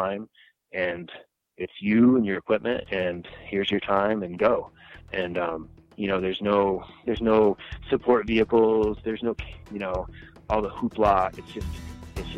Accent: Connecticut, United States; moved away as an adult; now in Gunnison, United States; I would say I have a fairly normal background growing up in Connecticut

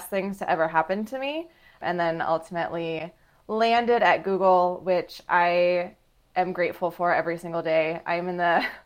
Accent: Grapevine, Texas, United States; moved away as an adult; also born or lived in Ohio; I'm from Grapevine, Texas. It's a suburb outside of Dallas

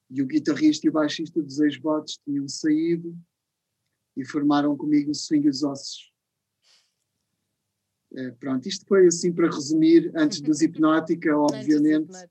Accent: Lisbon, Portugal; born there; also born or lived in Rio de Janeiro; em 1990, voltei para Lisboa, {S255} uhum. {S1} que é a cidade onde eu, onde eu nasci, e depois de 12 anos no Rio, voltei para Lisboa

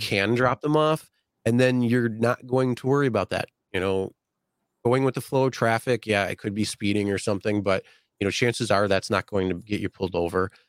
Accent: Buffalo, New York, United States; I'm from Buffalo.

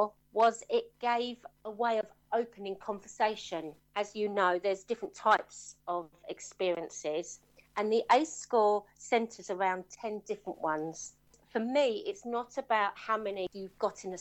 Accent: Penge, Orpington, Kent, London, United Kingdom; growing up at the age of 4, I was the eldest of 3 children. We were taken into care, actually. Lived in Penge

